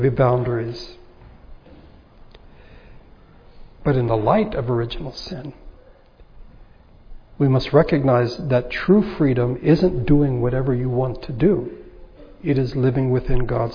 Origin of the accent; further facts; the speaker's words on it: United States; I am an American